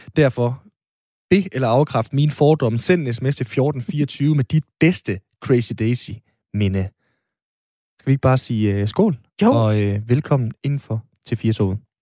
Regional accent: Aalborg, North Denmark Region, Denmark; jeg er jo fra Aalborg

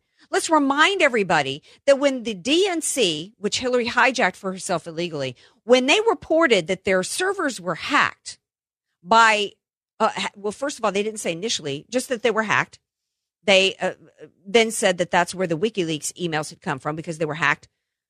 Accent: the South, United States; I grew up in the South with some hardcore conservatives.

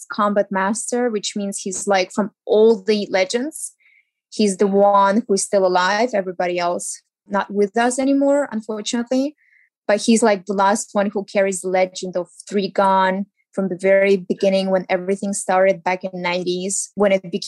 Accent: Ukraine; English is a second language; moved away as an adult; now in Los Angeles, United States; I moved from Ukraine

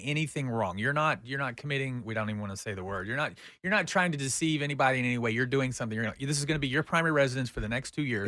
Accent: United States; we are Americans

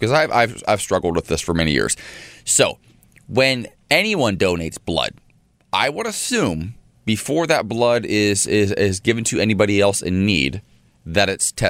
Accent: Columbus, Ohio, United States; my home state and home city of Columbus, Ohio.

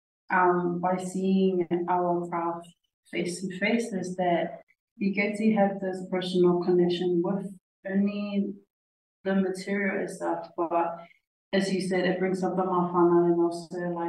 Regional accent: Tonga; moved away; being a little kid growing up in Tonga.

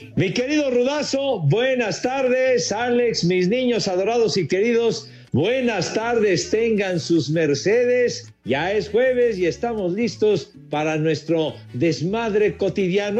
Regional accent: Mexico City, Mexico; soy orgullosamente iztapalapense

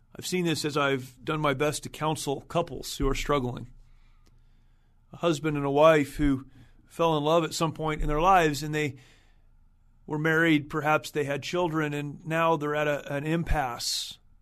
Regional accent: United States; As an American, as someone who is thankful, grateful for the opportunity to have served my country

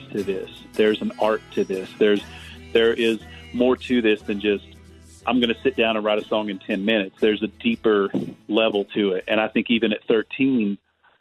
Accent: Kentucky, United States; Growing up in Kentucky

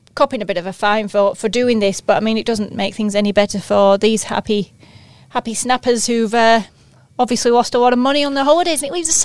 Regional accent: Yorkshire and the Humber, United Kingdom; as a Yorkshire lass

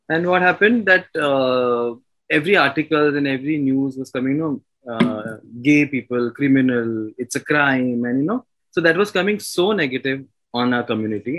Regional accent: Mumbai, Maharashtra, India; I am born and brought up in Mumbai.

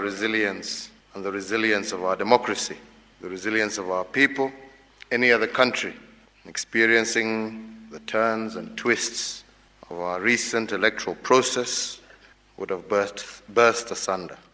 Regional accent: Kenya; I, as a Kenyan

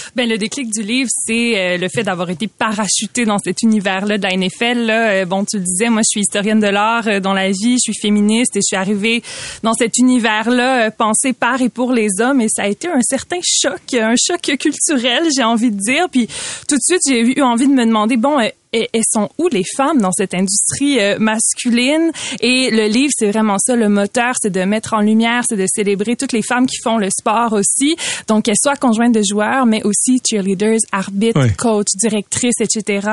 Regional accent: Quebec, Canada

